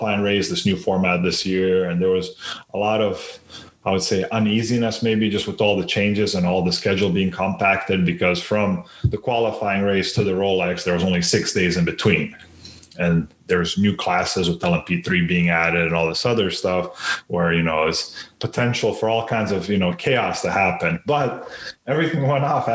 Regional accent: North Carolina, United States; also born or lived in Sarajevo, Bosnia and Herzegovina; moved here when I was 9

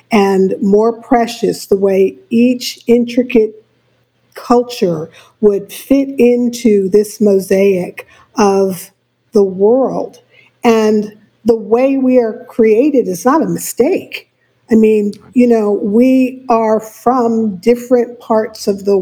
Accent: New York City, New York, United States; I was born and raised in New York City

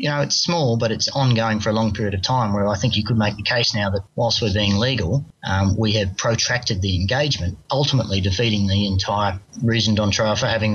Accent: Australia; as an Australian citizen

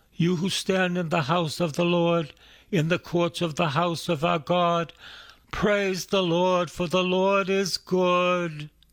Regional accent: Boston, Massachusetts, United States; I'm from East Boston, and I'm a, I went to Salem State

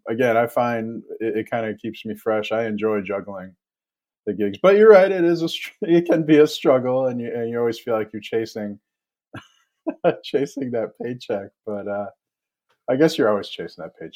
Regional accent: Ann Arbor, Michigan, United States; I grew up in Metro Detroit in Ann Arbor, and we had a sports media column there, who was coming and going. It was the mid 1990s. We got sports talk radio in Detroit

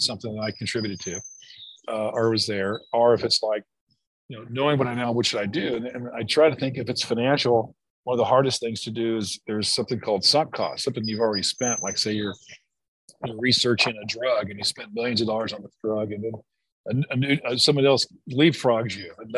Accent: Greenville, South Carolina, United States; my hometown of Greenville, South Carolina

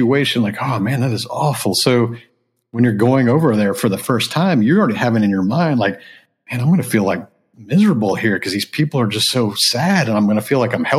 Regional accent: Houston, Texas, United States; also born or lived in Japan / California; I grew up in Texas.

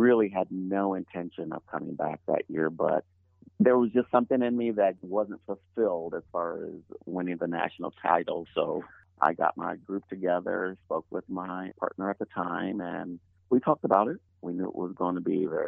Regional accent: Illinois, United States; born or raised there

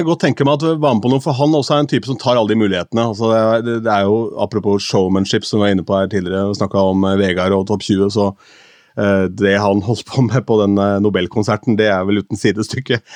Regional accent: Askim, Østfold, Norway; moved away; hjemme i Askim, hvor jeg kom fra

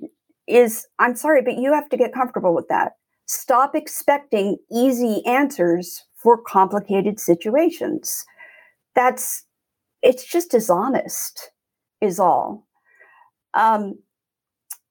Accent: Florida–Alabama border, United States; I grew up in Floribama

